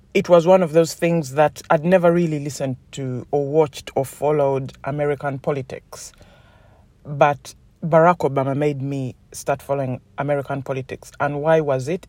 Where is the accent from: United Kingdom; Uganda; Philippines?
Uganda; moved away; I come from Uganda